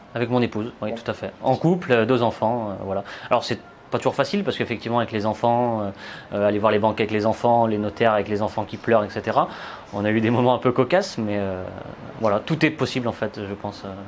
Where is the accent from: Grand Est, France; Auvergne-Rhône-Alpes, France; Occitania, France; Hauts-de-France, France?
Auvergne-Rhône-Alpes, France; Saint-Étienne; je viens de Saint-Étienne. J'ai investi tout simplement dans ma ville au départ.